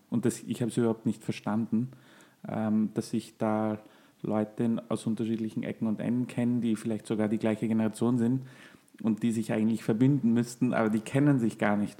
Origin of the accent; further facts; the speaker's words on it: Austria; bei uns in Österreich